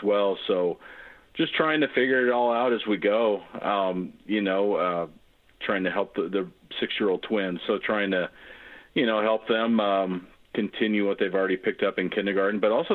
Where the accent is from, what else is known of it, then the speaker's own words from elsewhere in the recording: Gig Harbor, Washington, United States; moved away as an adult; also born or lived in Tacoma, Washington / San Diego, California; I'm an old Tacoma guy like yourself. And also, you know, I grew up in Gig Harbor